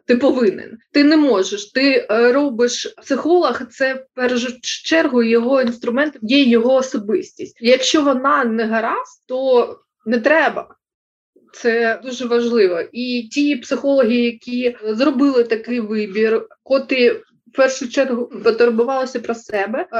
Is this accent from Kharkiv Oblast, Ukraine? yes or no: yes; Kharkiv, Kharkiv Oblast, Ukraine; ми, харків'яни